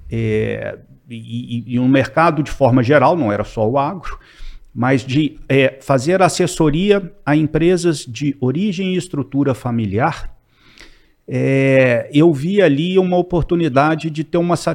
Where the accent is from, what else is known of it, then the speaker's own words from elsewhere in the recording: Belo Horizonte, Minas Gerais, Brazil; eu queria voltar para Belo Horizonte, eu sou de Belo Horizonte